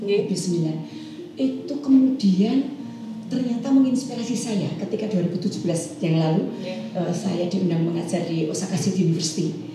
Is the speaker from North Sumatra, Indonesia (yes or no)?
no; Yogyakarta, Special Region of Yogyakarta, Indonesia; saya umur lima tahun saya sudah belajar menari tapi belajar tarian tari Surakarta hmm. yang sekarang uh, menjadi uh, Resto titik nol dan Museum Sono Budoyo itu namanya dulu ya yeah. saya belajar menari di situ